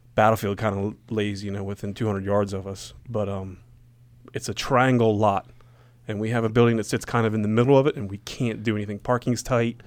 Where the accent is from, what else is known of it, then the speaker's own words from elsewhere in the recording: Gettysburg, Pennsylvania, United States; when I was growing up in Gettysburg